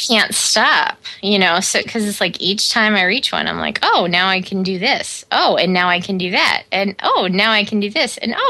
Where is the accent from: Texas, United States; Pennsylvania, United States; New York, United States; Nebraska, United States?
Nebraska, United States; Omaha; now in Chicago area, United States; I grew up in Omaha, Nebraska